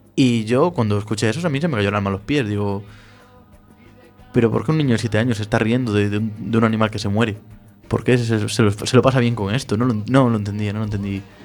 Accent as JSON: {"language": "Spanish", "region": "Galicia", "country": "Spain", "said": "nosotros somos de, de Galicia"}